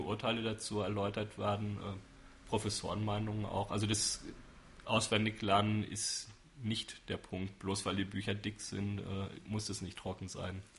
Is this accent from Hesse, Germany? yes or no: yes; Frankfurt, Hesse, Germany; now in Würzburg, Germany; Frankfurt höchst. Im städtischen Krankenhaus bin ich geboren, dann zehn Jahre in einem Vorort gelebt, der Psalsheim heißt.